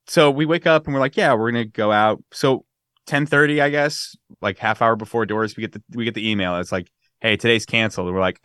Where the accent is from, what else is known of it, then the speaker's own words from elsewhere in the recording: California, United States; It's from my childhood. I grew up in the Bay Area. So it's very nostalgic for me.